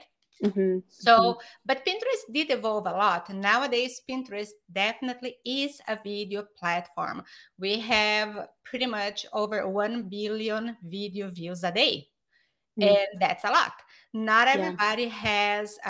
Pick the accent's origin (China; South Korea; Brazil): Brazil; English is a second language; moved away as an adult; now in United States; I am from Brazil, but I've been in the US for 20 years